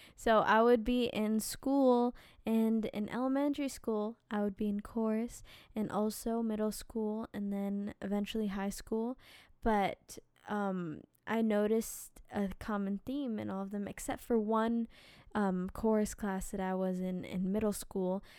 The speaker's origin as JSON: {"language": "English", "region": "New Jersey", "country": "United States", "tie": "born or raised there", "said": "we lived in New Jersey"}